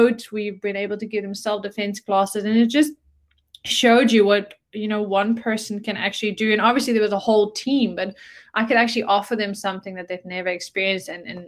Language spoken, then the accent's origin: English; Netherlands; moved away as an adult; also born or lived in South Africa; I'm from the Netherlands and grew up in a entrepreneurial family